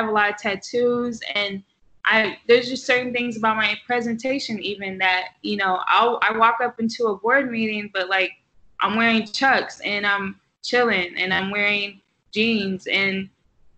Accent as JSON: {"language": "English", "region": "the South", "country": "United States", "also_born_or_lived": "Texas", "moved": "yes", "lives_now": "New York, United States", "said": "I'm from the South"}